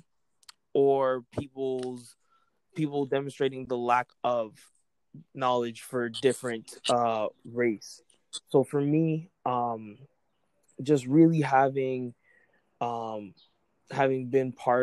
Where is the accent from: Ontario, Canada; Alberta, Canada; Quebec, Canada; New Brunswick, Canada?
Ontario, Canada; Brampton; I'm originally from Brampton, Ontario, a city just west of Toronto.